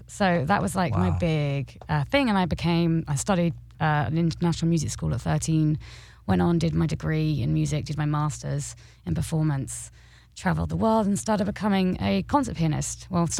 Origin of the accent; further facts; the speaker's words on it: Norwich, East of England, United Kingdom; I am from England, obviously, and Norfolk in particular, the countryside east coast of England.